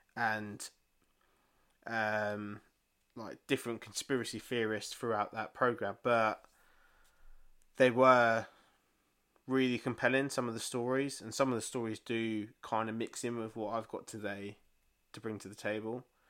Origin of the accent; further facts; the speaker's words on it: England, United Kingdom; we're fucking English